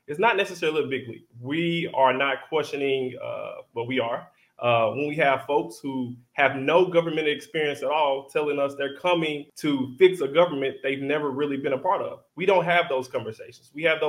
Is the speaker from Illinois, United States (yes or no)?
no; Tennessee, United States; I'm 34. I'm Black. I'm single. And I'm from West Tennessee.